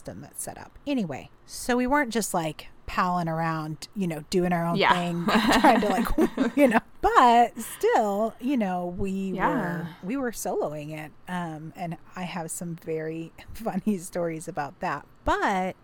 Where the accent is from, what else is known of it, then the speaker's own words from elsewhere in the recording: Mombasa, Mombasa County, Kenya; now in United States; I was born in Mombasa, Kenya. And that is where I was raised, was in Kenya